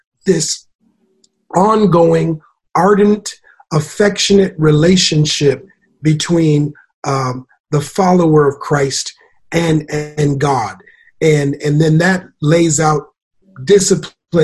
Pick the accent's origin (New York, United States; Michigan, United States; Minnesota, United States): Minnesota, United States; Minneapolis; moved away; originally from Minneapolis, Minnesota